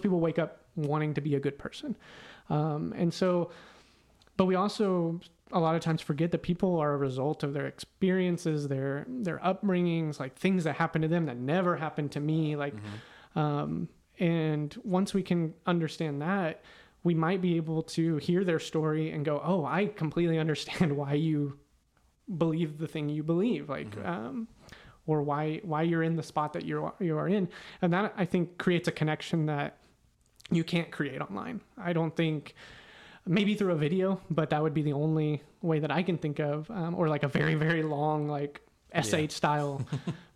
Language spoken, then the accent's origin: English; Weatherford, Texas, United States; now in Houston, United States; Houston is a very different place than where I grew up in Weatherford.